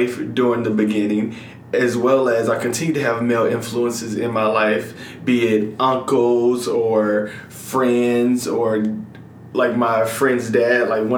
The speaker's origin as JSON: {"language": "English", "town": "Atlanta", "region": "Georgia", "country": "United States", "tie": "born or raised there", "said": "I grew up in Metro Atlanta"}